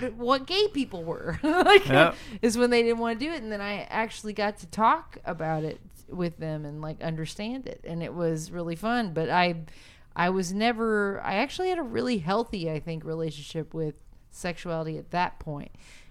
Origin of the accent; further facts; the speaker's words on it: Nashville, Tennessee, United States; the church I grew up in Nashville